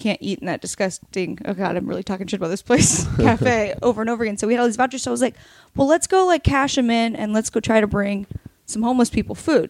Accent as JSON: {"language": "English", "town": "Astoria", "region": "Oregon", "country": "United States", "said": "I'm from a very small town"}